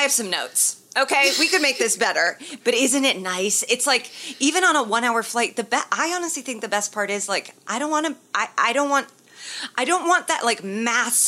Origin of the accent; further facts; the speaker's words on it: Indiana, United States; I'm from Indiana, so that's how we got to say it